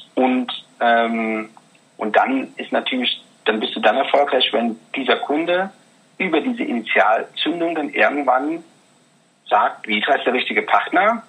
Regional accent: North Rhine-Westphalia, Germany; also born or lived in Regensburg area, Bavaria; now in near Regensburg, Germany; ich bin in Nordrhein-Westfalen groß geworden.

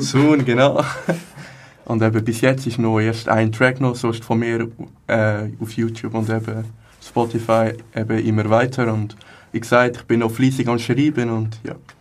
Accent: Hägglingen, Aargau, Switzerland; Ich komme aus Hecklingen, da ist gerade nebenan

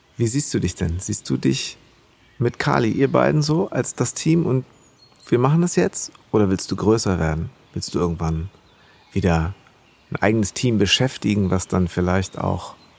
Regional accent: Bad Segeberg, Schleswig-Holstein, Germany; Ich bin da auch in Bad Segeberg groß geworden, zwischen Hamburg und Ostsee

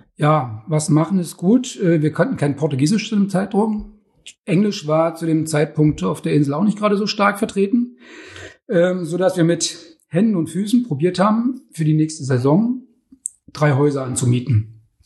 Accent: Germany; Ursprünglich bin ich ja in der DDR groß geworden

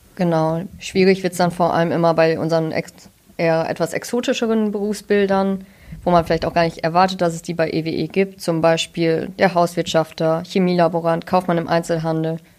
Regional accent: near Münster, North Rhine-Westphalia, Germany; Ich komme auch aus der Nähe von Münster, nur halt von der anderen Seite

